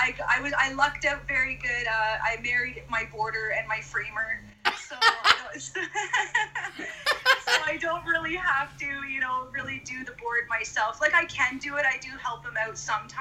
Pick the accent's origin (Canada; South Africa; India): Canada; Renfrew, Ontario; moved away as an adult; also born or lived in Edmonton, Alberta; we moved back to my hometown of Renfrew, Ontario.